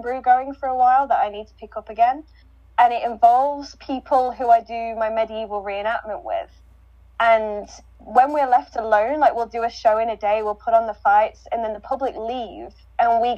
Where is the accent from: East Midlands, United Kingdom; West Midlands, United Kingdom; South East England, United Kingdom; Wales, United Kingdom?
West Midlands, United Kingdom; We used to have a tradition actually in my hometown